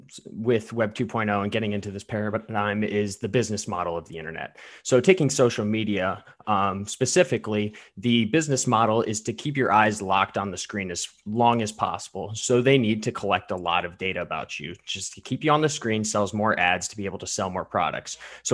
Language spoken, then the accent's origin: English; Medina, Ohio, United States; I'm from Matthews District in Ohio, hailing from Medina, Ohio.